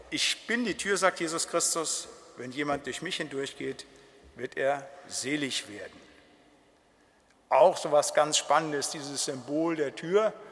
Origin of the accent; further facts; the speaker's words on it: North Rhine-Westphalia, Germany; ich komme ja aus dem Siegerland, da war so 50 Prozent der Bewaldung, das waren dann so Fichtenmonokulturen